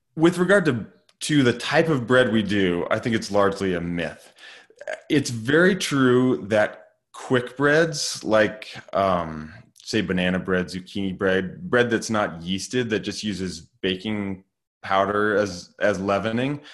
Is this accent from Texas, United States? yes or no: no; Lander, Wyoming, United States; now in Driggs, United States; I grew up in Lander, Wyoming, so just about four hours down the road.